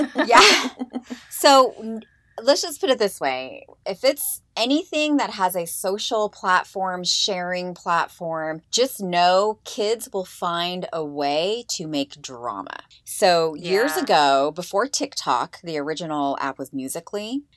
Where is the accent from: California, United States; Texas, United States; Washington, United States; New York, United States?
Washington, United States; Eastern; grew up in, you know, Eastern Washington